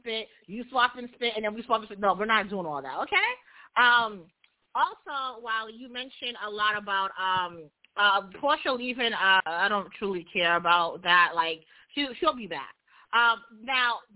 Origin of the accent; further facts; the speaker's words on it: New York, United States; I'm from New York.